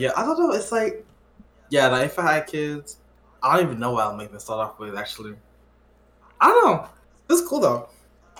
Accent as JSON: {"language": "English", "region": "Quebec", "country": "Canada", "tie": "born or raised there", "said": "I was born in Quebec"}